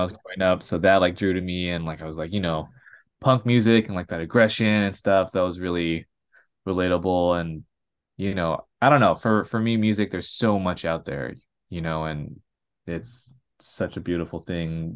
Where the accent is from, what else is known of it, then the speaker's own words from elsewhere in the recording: Los Angeles, California, United States; also born or lived in San Gabriel Valley / Orange County; I grew up in L A. I was born and raised around here. Um, Rosemary specifically